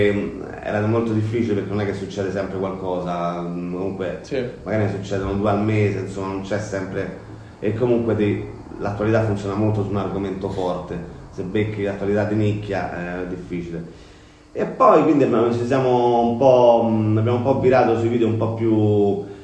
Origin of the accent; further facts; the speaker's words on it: Rome, Lazio, Italy; Ma io sono nato a San Giovanni, quindi diciamo Roma Sud, insomma, San Giovanni, un po' al centro, però eh, in base c'è uno spirito molto Roma Sud all'Alberone.